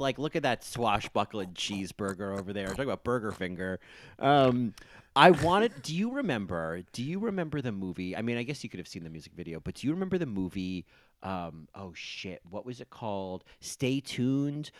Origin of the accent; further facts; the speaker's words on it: New Jersey, United States; as a kid growing up in New Jersey